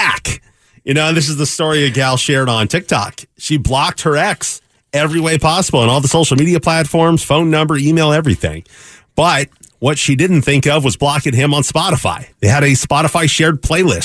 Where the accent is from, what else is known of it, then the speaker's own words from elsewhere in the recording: Seattle, Washington, United States; I was from Seattle